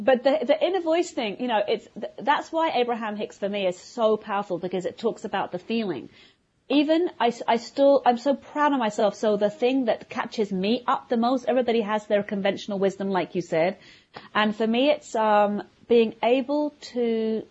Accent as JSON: {"language": "English", "region": "London", "country": "United Kingdom", "also_born_or_lived": "Vienna, Austria", "moved": "as an adult", "lives_now": "New York, United States", "said": "I live, you know, just north of New York City now, but I'm from London, as everybody probably can hear from my accent"}